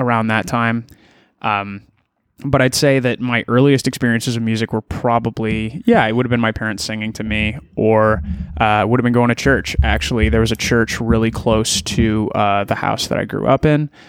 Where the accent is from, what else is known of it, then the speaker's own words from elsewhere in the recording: Elora, Ontario, Canada; now in Toronto, Canada; I grew up in Alora, Ontario